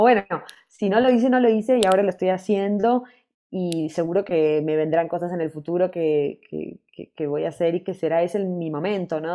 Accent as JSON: {"language": "Spanish", "region": "Buenos Aires", "country": "Argentina", "also_born_or_lived": "New York, United States", "moved": "yes", "said": "estuve hace poco en Buenos Aires como dos meses y medio, también reconectando ahí con mi tierra"}